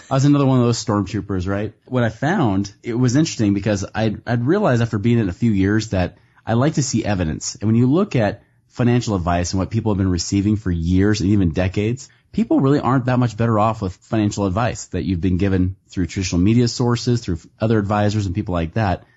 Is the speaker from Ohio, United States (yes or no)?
no; Portland, Oregon, United States; now in Salt Lake City, United States; I grew up in Portland, Oregon